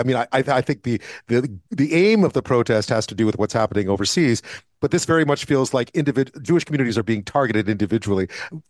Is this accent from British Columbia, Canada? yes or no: no; Montreal, Quebec, Canada; a neighborhood nearby where I grew up in Montreal.